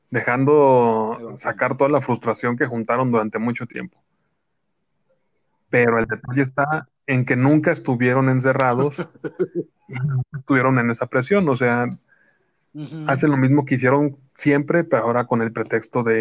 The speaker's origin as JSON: {"language": "Spanish", "country": "Mexico", "said": "Yo soy mexicano y soy guadalupano"}